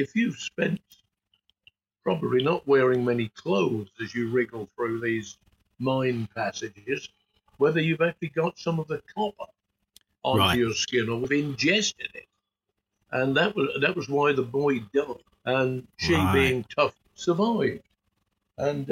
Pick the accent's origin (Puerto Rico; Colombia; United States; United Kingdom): United Kingdom; Norfolk, East of England; moved away; Patricia and I came from Norfolk originally